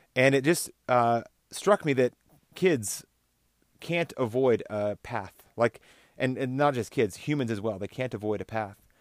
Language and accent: English; Texas, United States; also born or lived in Oklahoma, United States; now in Colorado, United States; I grew up in Texas and Oklahoma